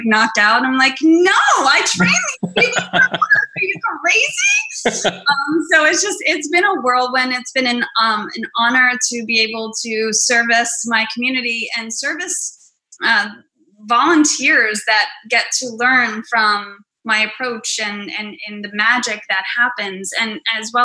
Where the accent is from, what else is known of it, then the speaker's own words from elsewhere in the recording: Hoboken, New Jersey, United States; my hometown of Hoboken.